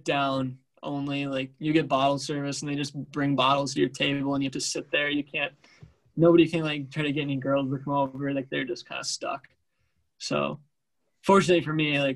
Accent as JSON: {"language": "English", "country": "United States", "moved": "yes", "lives_now": "Tempe, United States", "said": "from Washington"}